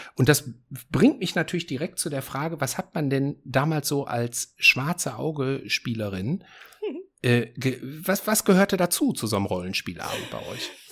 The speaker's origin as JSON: {"language": "German", "town": "Essen", "region": "North Rhine-Westphalia", "country": "Germany", "tie": "born or raised there", "moved": "yes", "said": "meiner Heimatstadt Essen"}